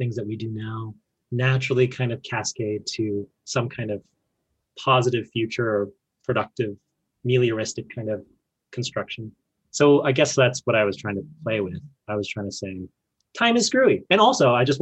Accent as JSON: {"language": "English", "town": "Fort McMurray", "region": "Alberta", "country": "Canada", "tie": "born or raised there", "said": "I was born in Fort McMurray"}